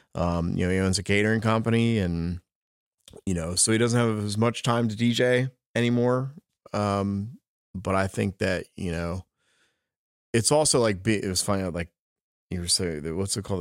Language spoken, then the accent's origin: English; New Jersey, United States; I'm from South Jersey